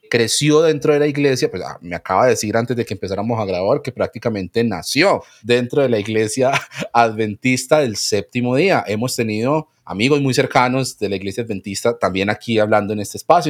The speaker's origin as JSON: {"language": "Spanish", "country": "Colombia", "said": "los colombianos somos"}